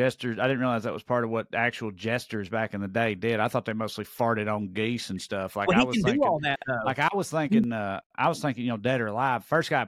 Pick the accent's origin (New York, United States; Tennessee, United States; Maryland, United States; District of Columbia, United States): Tennessee, United States; I'm from Tennessee.